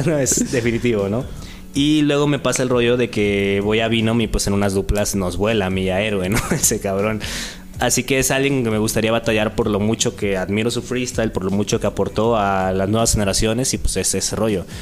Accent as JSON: {"language": "Spanish", "town": "Acapulco", "region": "Guerrero", "country": "Mexico", "tie": "born or raised there", "moved": "yes", "lives_now": "Oaxaca, Mexico", "said": "en el rap en Acapulco, ¿no? Es de ahí donde, donde nací, pues, soy costeño"}